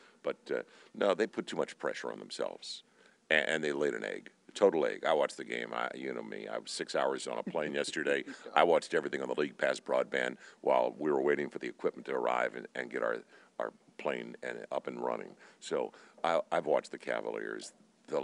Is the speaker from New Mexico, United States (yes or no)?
no; St. Louis, Missouri, United States; we grew up in St. Louis